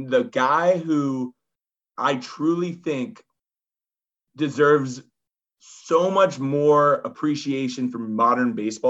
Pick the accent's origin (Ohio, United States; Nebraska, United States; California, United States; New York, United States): California, United States; San Diego; we grew up in San Diego